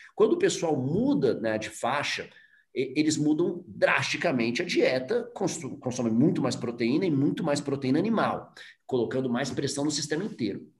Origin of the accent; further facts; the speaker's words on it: Brazil; o orgulho de ser brasileiro